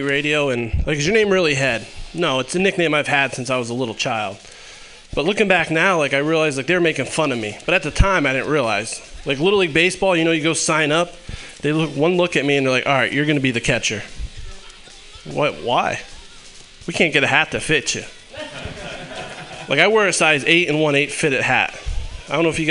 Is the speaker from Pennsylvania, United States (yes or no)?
yes; Pennsylvania, United States; moved away; I'm from Pennsylvania, and I was like, oh, I'll drive back up there to visit my family